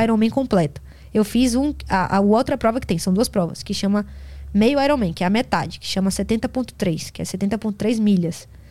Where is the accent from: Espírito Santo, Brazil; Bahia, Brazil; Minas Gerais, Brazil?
Bahia, Brazil; Salvador; eu tô acostumada por Salvador, que eu sou de Salvador